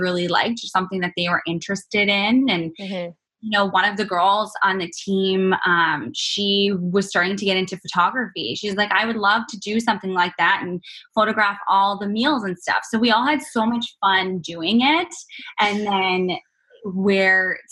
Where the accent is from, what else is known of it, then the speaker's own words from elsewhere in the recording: Canada; moved away as an adult; now in United States; being Canadian and living in the U.S.